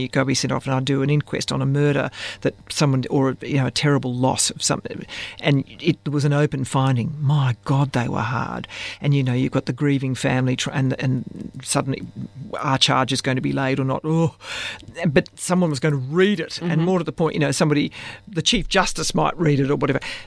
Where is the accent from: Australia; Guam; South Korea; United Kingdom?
Australia; I'm essentially an Australian woman